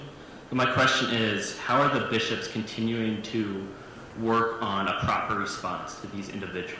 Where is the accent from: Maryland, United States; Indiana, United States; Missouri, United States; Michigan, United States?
Michigan, United States; Diocese of Lansing; I am a senior mechanical engineer here at Hope. I'm from St. Anthony of Padua's in the Diocese of Lansing in Michigan.